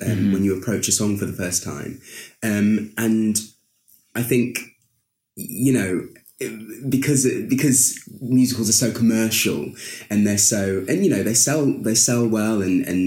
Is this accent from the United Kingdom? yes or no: yes; Lincoln, East Midlands, United Kingdom; moved away; I was born in Lincoln, in the East Midlands.